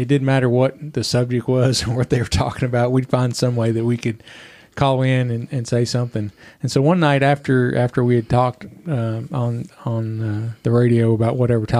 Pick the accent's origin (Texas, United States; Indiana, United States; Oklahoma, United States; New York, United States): Indiana, United States; Evansville; born there; also born or lived in Tampa, Florida / Henderson, Kentucky; Well, I was actually born in Indiana, Evansville, Indiana. And we lived there for a few years. Then we moved to Tampa, Florida for a couple of years. And then back up to Henderson, Kentucky for a few years